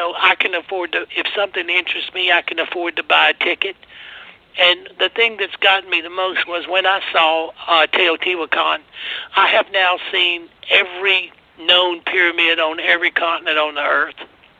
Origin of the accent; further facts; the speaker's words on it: United States; being an American